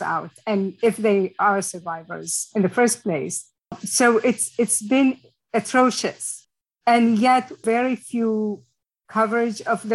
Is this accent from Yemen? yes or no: yes; Yemen